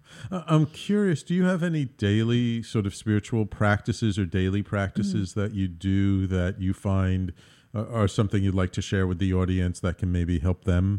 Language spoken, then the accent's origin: English; Bronx, New York, United States; You know, I grew up in the Bronx, and it was a very Irish, Italian, Jewish neighborhood.